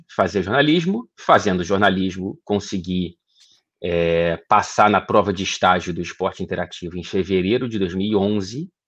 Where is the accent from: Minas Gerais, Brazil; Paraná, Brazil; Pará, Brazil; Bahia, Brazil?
Minas Gerais, Brazil; Ouro Preto; born there; Eu, eu nasci em Ouro Preto, Minas Gerais, onde parte da minha família reside até hoje.